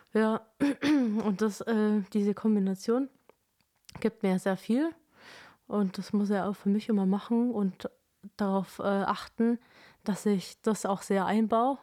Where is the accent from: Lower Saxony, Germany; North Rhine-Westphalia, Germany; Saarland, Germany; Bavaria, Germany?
Bavaria, Germany; Kempten; in Kempten, meine Heimatstadt